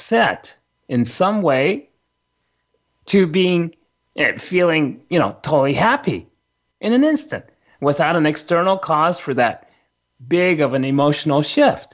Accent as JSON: {"language": "English", "country": "Japan", "tie": "born or raised there", "said": "when I was a young kid growing up in Japan"}